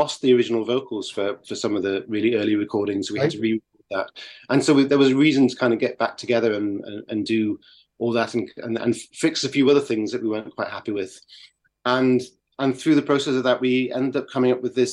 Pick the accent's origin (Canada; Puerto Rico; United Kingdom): United Kingdom; Carlisle, North West England; when I was growing up in Carlisle in the north of England